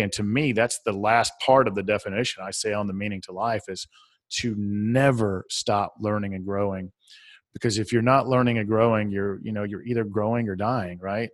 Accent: the South, United States; accent: southern; my southern accent

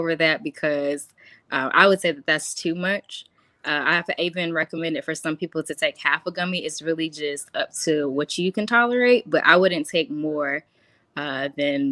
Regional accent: Columbia, South Carolina, United States; moved away as an adult; now in Charlotte, United States; I'm originally from Columbia, South Carolina, but I now reside in Charlotte, North Carolina.

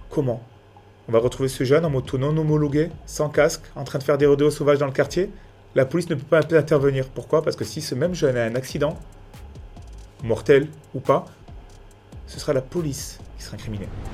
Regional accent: Nice, Provence-Alpes-Côte d'Azur, France; je viens tout droit de Nice, quartier de Nice, Saint-André-de-la-Roche exactement

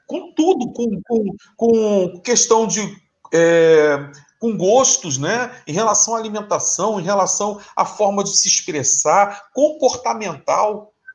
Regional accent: Rio de Janeiro, Brazil; also born or lived in São Paulo; eu sou do Rio de Janeiro

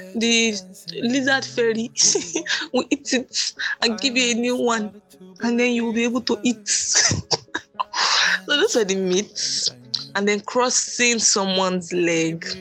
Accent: Nigeria; I grew up believing as a Nigerian child

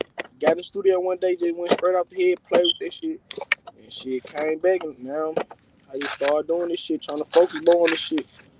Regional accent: California, United States; I'm from the Myrtle 8, Raleigh.

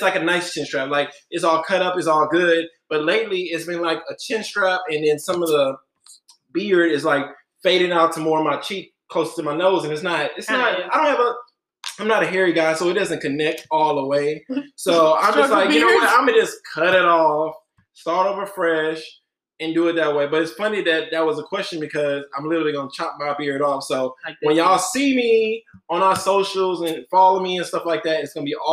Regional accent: Galveston, Texas, United States; now in Houston, United States; I'm from Galveston, the beach island where everything is chill, laid back. Grew up there pretty much until I went to college, so about 20 years, and then moved to Houston

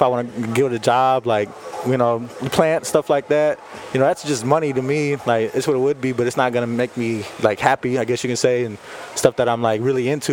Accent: Bay City, Texas, United States; I grew up in Bay City, still living on that street

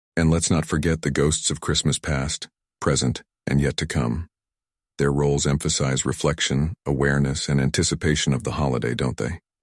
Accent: South Korea; my home country, South Korea

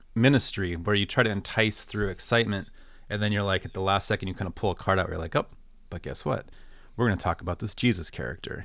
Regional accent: United States; growing up in American Christianity

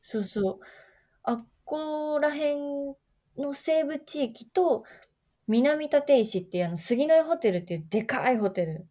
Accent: Oita, Japan; 私、大分県出身なんだけど、大分隣の大分市出身なんだけ

